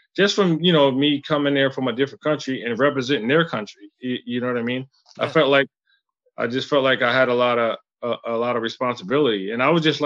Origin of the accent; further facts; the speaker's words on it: Syracuse, New York, United States; also born or lived in Philippines / Russia; I'm from Syracuse, New York, and I'm still a local now